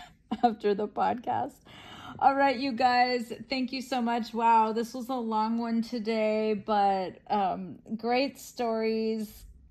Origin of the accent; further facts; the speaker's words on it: California, United States; I grew up in California.